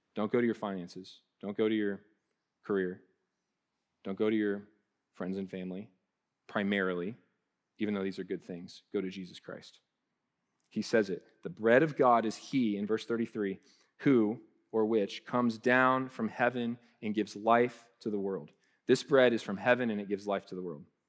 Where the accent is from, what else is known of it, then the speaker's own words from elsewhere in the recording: Columbus, Ohio, United States; moved away; we're from Columbus